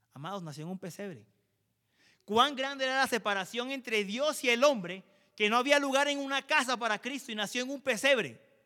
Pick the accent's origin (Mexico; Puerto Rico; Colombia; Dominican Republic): Colombia; como colombianos